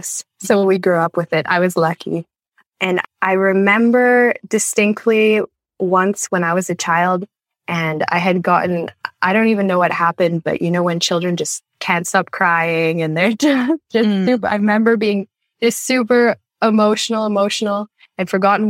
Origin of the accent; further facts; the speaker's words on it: Canada; I'm from Canada